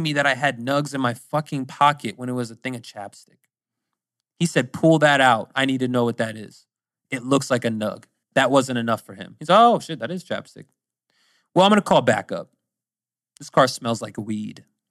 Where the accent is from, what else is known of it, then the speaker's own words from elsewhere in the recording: Pennsylvania, United States; also born or lived in Virginia; I'm from Pennsylvania, but I'm actually moving to Virginia soon